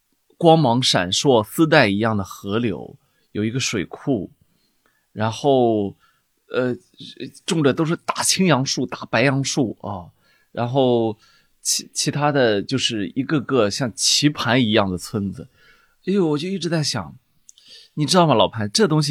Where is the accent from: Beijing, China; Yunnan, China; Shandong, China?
Shandong, China; Weifang; 呃，潍在潍坊，然后我就我就我就我就有时候我做梦哈，哎呦，我就梦见我们家那两个两两个大红门把守那个老房子啊